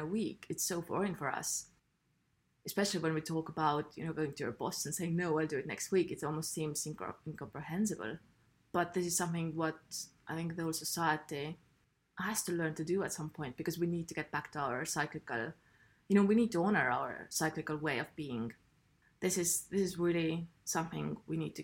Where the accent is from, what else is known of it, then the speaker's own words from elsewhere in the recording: Estonia; I'm from Estonia, where we don't speak much. We're very quiet people.